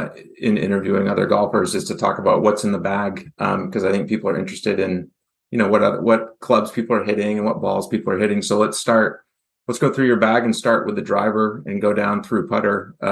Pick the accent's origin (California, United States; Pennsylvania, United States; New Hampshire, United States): New Hampshire, United States; Goffstown; I grew up in Goffstown, so I've gotten to play Stonebridge quite a few times